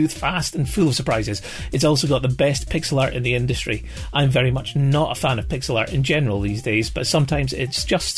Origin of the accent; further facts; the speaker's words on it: Scotland, United Kingdom; I'm from Scotland